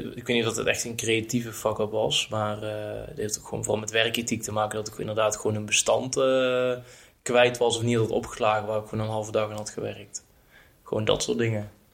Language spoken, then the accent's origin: Dutch; Erp, North Brabant, Netherlands; now in Utrecht, Netherlands; kom ik uit Brabant. Eh, ben opgegroeid in een dorpje Erp